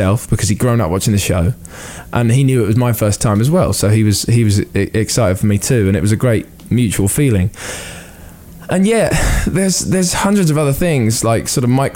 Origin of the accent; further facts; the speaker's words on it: United Kingdom; as a British person